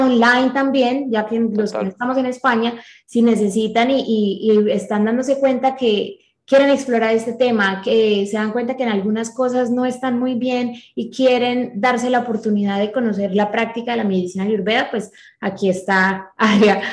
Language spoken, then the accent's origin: Spanish; Colombia; nosotros somos colombianos